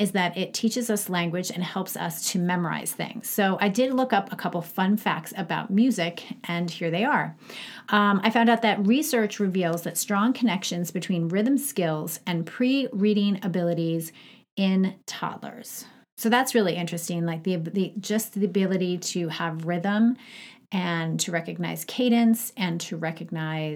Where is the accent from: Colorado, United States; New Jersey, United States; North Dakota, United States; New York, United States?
New York, United States; Long Island; moved away as an adult; also born or lived in Syracuse / Atlanta; I grew up in Long Island